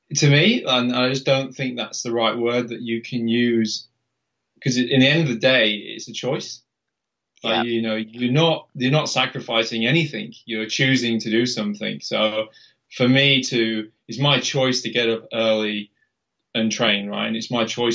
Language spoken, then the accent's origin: English; Halifax, Yorkshire and the Humber, United Kingdom; Yeah. I mean, and where I lived in Halifax, that's the centre of the Pennines, right? It's like super hilly, like really hilly.